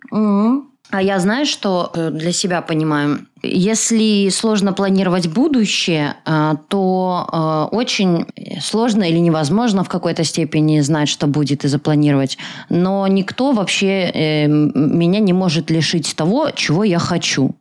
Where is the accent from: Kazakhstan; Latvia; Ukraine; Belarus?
Belarus; сама я белоруска